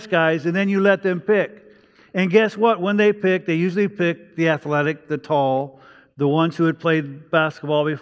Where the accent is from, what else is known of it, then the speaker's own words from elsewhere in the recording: Los Angeles, California, United States; also born or lived in Virginia; I grew up in East Los Angeles